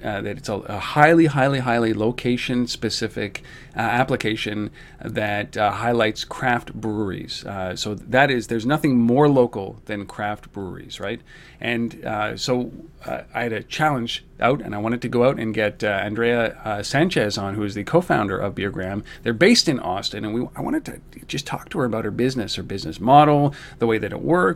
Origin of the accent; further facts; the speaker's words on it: Canada; as a Canadian